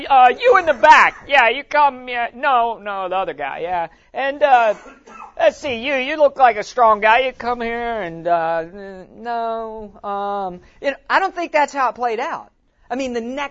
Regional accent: West Virginia, United States; moved away; I'm from West Virginia originally

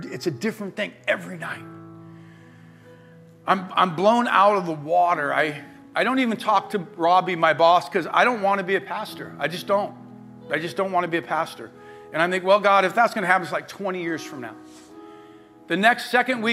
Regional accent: La Verne, California, United States; I grew up in Laverne

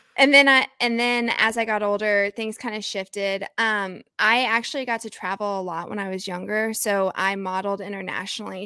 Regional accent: Oklahoma, United States; I grew up in Hicktown, Oklahoma

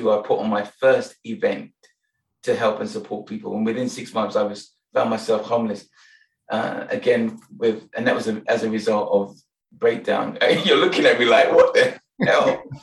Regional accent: Nigeria; now in London, United Kingdom; I'm Nigerian

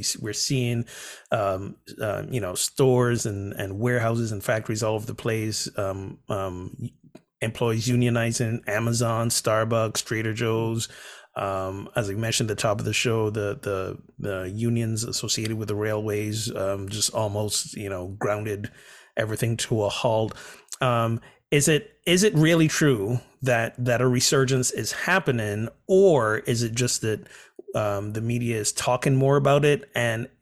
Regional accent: Barbados; growing up in Barbados

